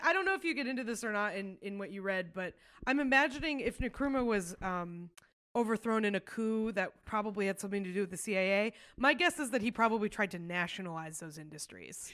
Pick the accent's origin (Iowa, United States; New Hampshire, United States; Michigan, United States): New Hampshire, United States; so I grew up in New Hampshire